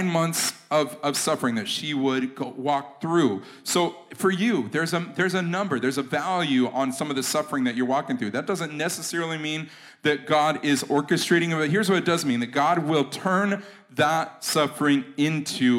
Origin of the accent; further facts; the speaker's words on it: United States; I'm American and I'm American Christian.